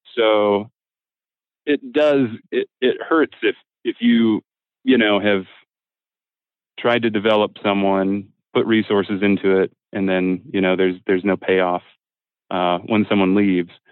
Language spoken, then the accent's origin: English; Midwest, United States; I'm from the Midwest, so not a particularly Catholic part of the country